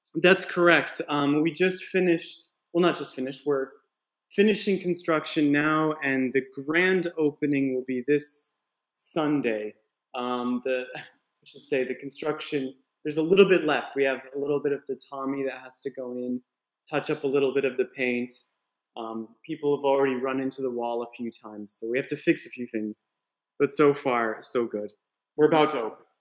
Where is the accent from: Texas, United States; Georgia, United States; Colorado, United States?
Colorado, United States; moved away as an adult; also born or lived in New York City, United States / Yamaguchi, Japan; now in Japan; I'm originally from Colorado